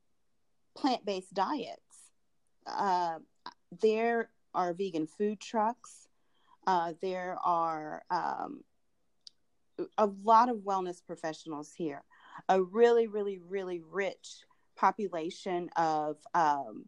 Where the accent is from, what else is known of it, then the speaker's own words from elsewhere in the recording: Durham, North Carolina, United States; moved away as an adult; also born or lived in Los Angeles, California; now in Atlanta, United States; I grew up in Durham, North Carolina